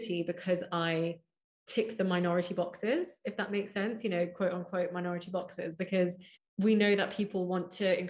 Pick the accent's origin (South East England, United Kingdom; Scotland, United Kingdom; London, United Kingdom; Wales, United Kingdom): London, United Kingdom; I grew up in Hounslow, really diverse part of London, West London.